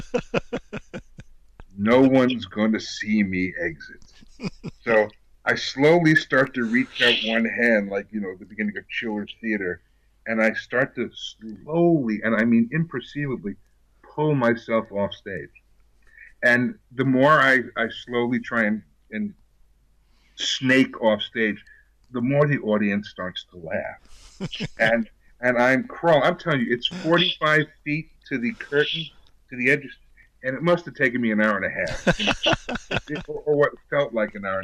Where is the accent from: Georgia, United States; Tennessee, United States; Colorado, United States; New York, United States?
New York, United States; New York City; moved away as an adult; also born or lived in New Rochelle, New York / California; I grew up in New York City and did my first play in sixth grade